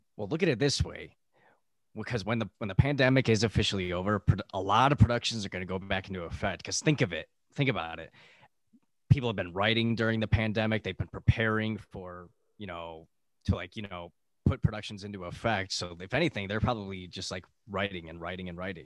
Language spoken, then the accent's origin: English; Buffalo, New York, United States; now in California, United States; we're both from Buffalo